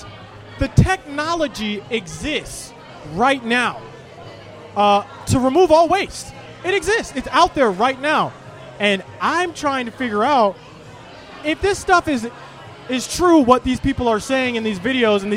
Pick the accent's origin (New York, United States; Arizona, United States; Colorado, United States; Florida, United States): Florida, United States; Orlando; I grew up in Central Florida.